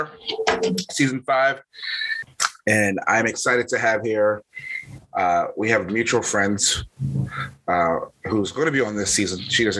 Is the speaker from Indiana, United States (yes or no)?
no; Philadelphia, Pennsylvania, United States; I'm from Philly